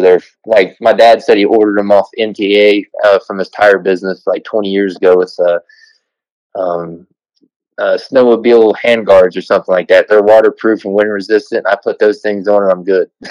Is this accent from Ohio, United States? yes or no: yes; Southern Ohio, United States; where Kentucky and West Virginia, Ohio all touch right at the bottom